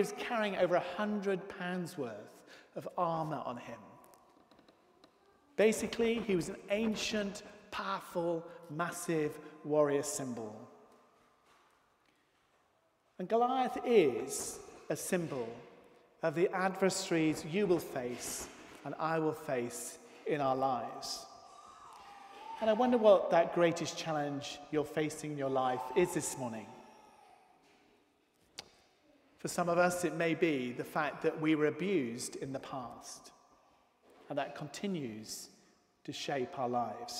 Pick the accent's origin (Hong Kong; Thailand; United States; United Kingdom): United Kingdom; One of the aspects of being British